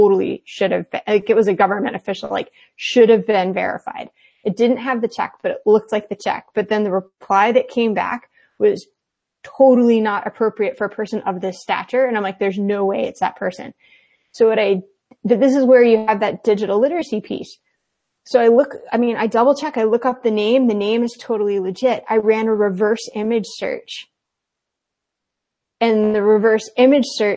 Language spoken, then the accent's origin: English; the South, United States; I grew up in the South and it was very Southern conservative